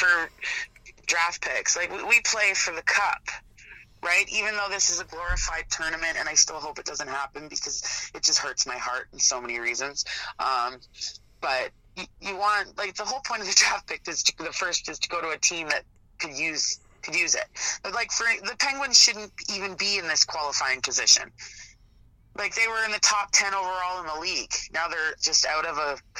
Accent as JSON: {"language": "English", "town": "Toronto", "region": "Ontario", "country": "Canada", "tie": "born or raised there", "said": "it is my hometown"}